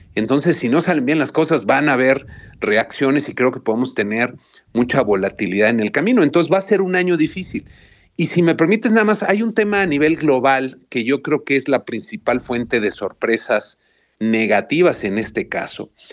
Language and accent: Spanish; Mexico